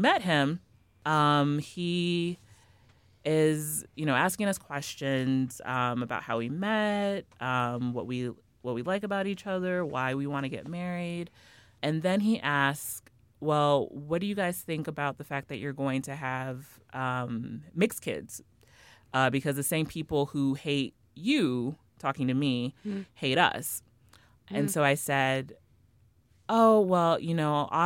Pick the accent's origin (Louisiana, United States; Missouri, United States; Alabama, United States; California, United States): Missouri, United States; Kansas City; moved away; I'm from Kansas City originally.